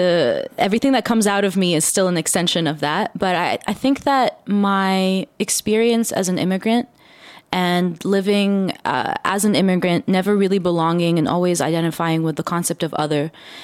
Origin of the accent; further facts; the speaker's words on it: Dubai, United Arab Emirates; I grew up in the Middle East, particularly Dubai.